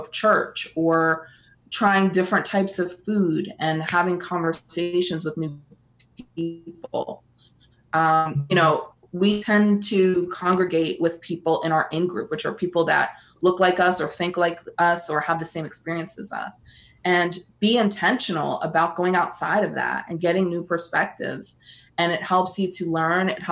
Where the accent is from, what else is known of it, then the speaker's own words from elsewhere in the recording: Northeast, United States; moved away; I'm from the Northeast